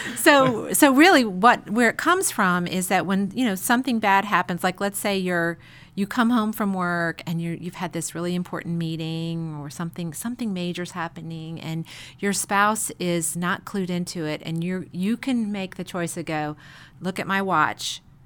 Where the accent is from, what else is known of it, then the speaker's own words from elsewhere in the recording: Chicago, Illinois, United States; moved away; I grew up in Chicago